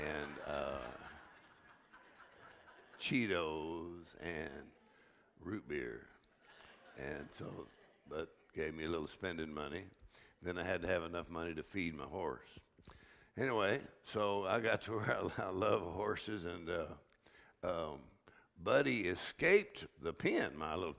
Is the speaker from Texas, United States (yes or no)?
yes; South Texas, United States; the way I grew up in South Texas